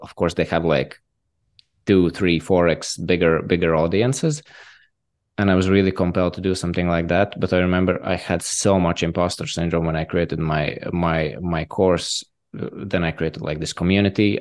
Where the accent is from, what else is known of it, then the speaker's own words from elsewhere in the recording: Latvia; I'm from Latvia